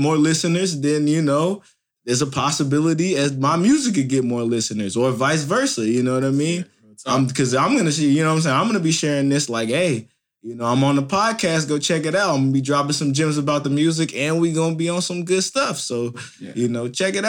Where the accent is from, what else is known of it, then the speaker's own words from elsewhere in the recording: Indianapolis, Indiana, United States; my hometown, Indianapolis, Indiana